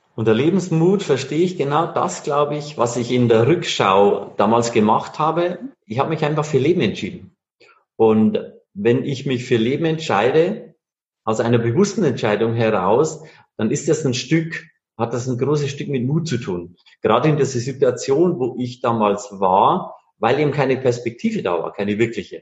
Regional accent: Bavarian Forest, Germany; moved away; Ich komme ursprünglich aus Bayern, aus dem Bayerischen Wald.

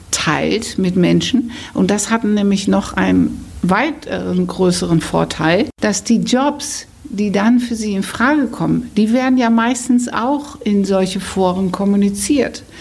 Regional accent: Netherlands; now in Hamburg, Germany; weil ich immer erzähle, ich bin Holländerin und ich bin Karriereberaterin in Hamburg.

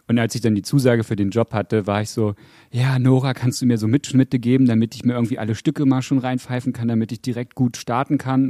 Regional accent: Westdorf, Saxony-Anhalt, Germany; Spezifisch gesagt in einem Dorf in Sachsen-Anhalt. Da habe ich, ähm, hab ich gewohnt und gelebt mit meinen Eltern und bin da groß geworden, seit ich sieben war.

